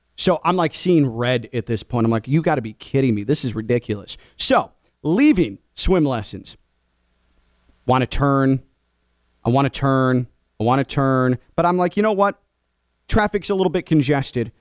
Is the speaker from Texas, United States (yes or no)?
no; Chicago, Illinois, United States; now in South Florida, United States; In the Midwest, where I grew up in the Chicago area